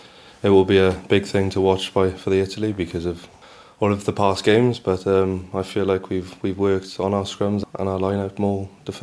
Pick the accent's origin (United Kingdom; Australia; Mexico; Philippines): United Kingdom; Newport, Wales; I grew up in Newport.